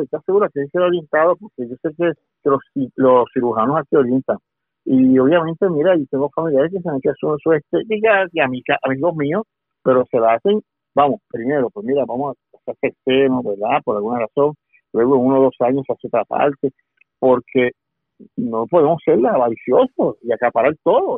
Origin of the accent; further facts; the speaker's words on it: Puerto Rico; yo soy el puertorriqueño